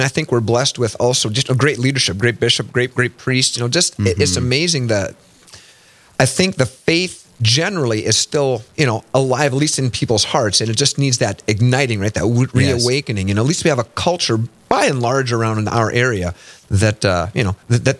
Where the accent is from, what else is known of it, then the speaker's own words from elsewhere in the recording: Northwest North Dakota, United States; no, I'm not from Montana. I'm from Northwest North Dakota